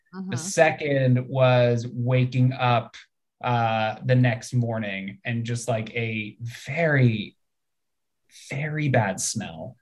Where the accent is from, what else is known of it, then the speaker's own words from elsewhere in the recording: United States; being American